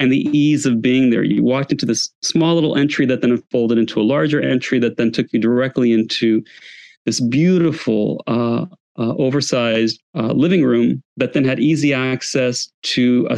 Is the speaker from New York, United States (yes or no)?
yes; New York City, New York, United States; moved away as an adult; also born or lived in San Francisco / Kansas City; I grew up in New York and lived in San Francisco.